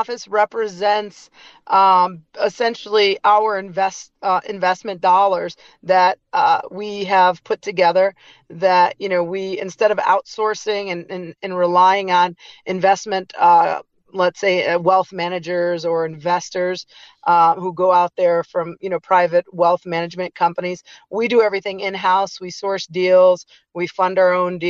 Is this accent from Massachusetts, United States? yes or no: no; Detroit, Michigan, United States; moved away as an adult; now in California, United States; Just grew up in the suburbs of Detroit area